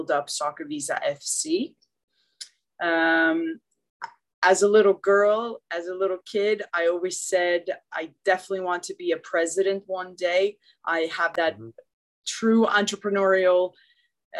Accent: Sweden; moved away as an adult; now in United States; I was born and raised in Sweden and didn't play football. I moved to the U.S. when I was 18 years old

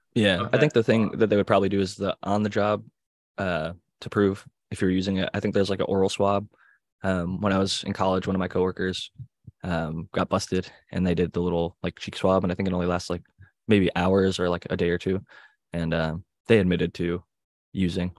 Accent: Cleveland, Ohio, United States; I'm from Cleveland.

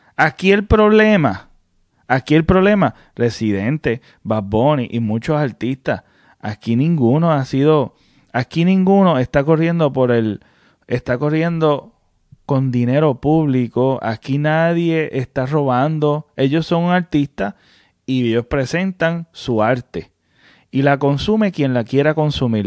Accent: Puerto Rico; como todo puertorriqueño

